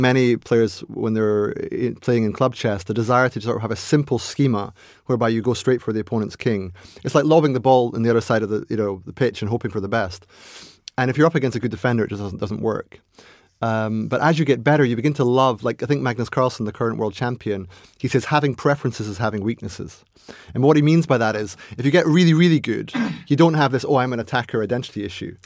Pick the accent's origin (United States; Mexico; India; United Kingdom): United Kingdom; Aberdeen, Scotland; So I was born in Aberdeen, or Aberdeen, as they call it up there.